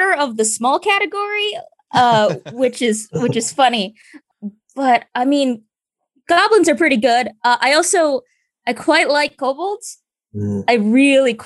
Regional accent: United States; I myself am Filipino, although I am diaspora. I was born in America and I've been in America my entire life

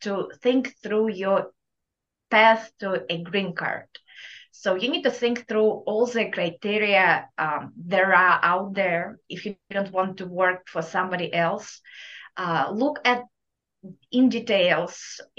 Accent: Kazakhstan; accent: thick Russian accent; English is a second language; moved away as an adult; now in Louisiana, United States; my thick Russian accent, even though I'm from Kazakhstan, we all have Eastern European accent

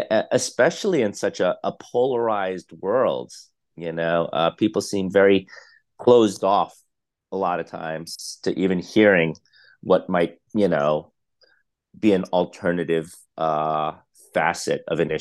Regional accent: Staten Island, New York, United States; also born or lived in Philippines / Brooklyn; Myself, I was born in the Philippines. I moved to Brooklyn at the age of one. So I really did grow up in New York City. I moved to Staten Island by the age of six. So I pretty much grew up in Staten Island

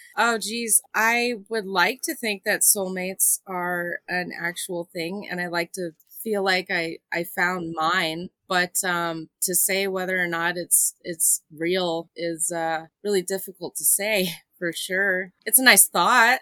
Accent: Phoenix, Arizona, United States; now in New Mexico, United States; I'm originally from Phoenix

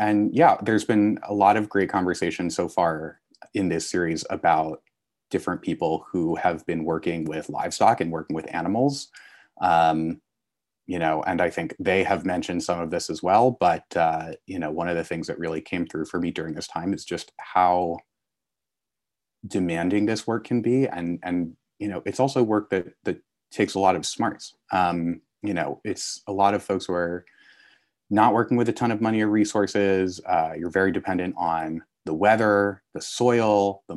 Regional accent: Connecticut, United States; I grew up in Connecticut

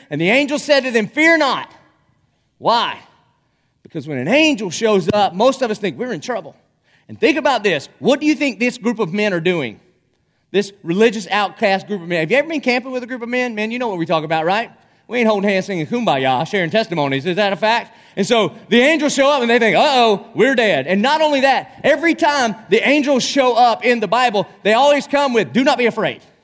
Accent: Dillon, United States; now in Jacksonville, United States; I'm from Dillon

